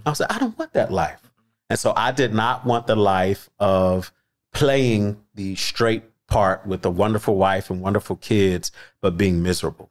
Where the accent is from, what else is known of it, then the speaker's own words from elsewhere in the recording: Philadelphia, Pennsylvania, United States; I am from Philly.